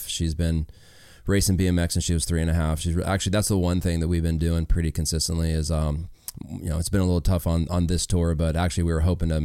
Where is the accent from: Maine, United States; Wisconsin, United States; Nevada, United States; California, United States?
Nevada, United States; Las Vegas; I grew up in Vegas